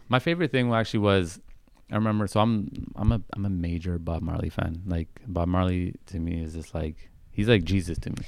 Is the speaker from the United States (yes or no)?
no; Vancouver, British Columbia, Canada; growing up in Vancouver